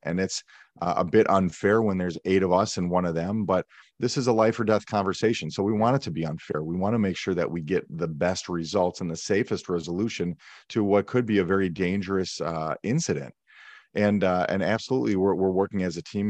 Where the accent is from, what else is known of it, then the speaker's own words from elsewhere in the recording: Milwaukee, Wisconsin, United States; I grew up in Milwaukee, Wisconsin, in the suburbs just outside the city.